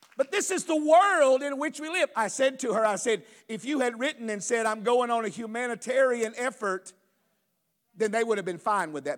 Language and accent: English; United States; I grew up in America. I was born and raised here. I've only known America.